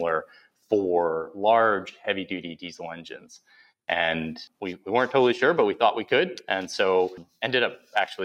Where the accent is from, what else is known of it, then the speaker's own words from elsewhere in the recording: outside of Buffalo, New York, United States; I grew up outside of Buffalo, New York